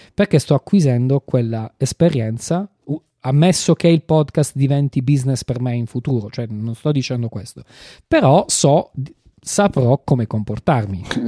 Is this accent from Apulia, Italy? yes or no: yes; Apulia, Italy; io sono pugliese